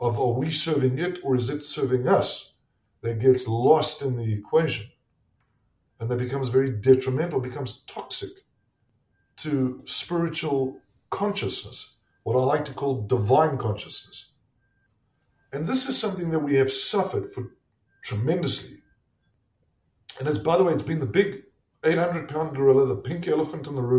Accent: South Africa; moved away as an adult; also born or lived in Pittsburgh, Pennsylvania; now in United States; I'm a South African. And we did not grow up with this culture.

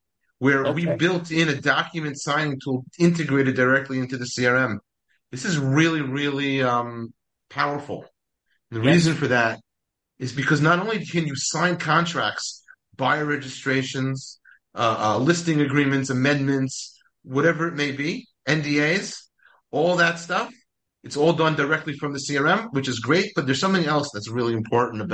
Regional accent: New York, United States; I'm from New York

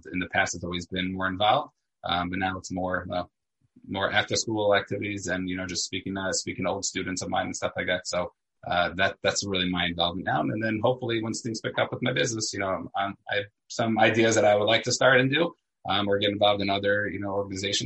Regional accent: New York City, New York, United States; also born or lived in Elizabeth, New Jersey / Israel; I grew up in Staten Island, New York

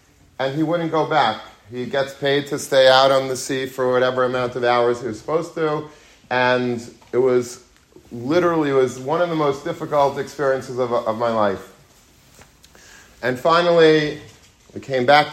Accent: Long Beach, New York, United States; When I was a young child, I grew up in Long Beach, Long Island

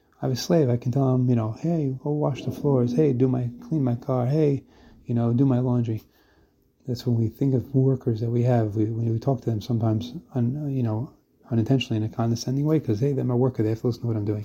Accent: United States; also born or lived in Brooklyn; now in Israel; I'm an American guy who lives in Israel.

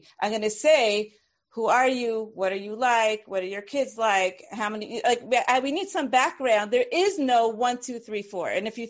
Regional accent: Brooklyn, New York, United States; I'm from Brooklyn. It's okay.

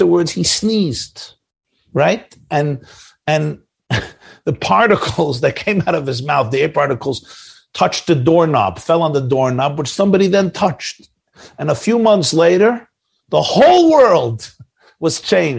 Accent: New York, United States; We're New Yorkers. I'm a New Yorker.

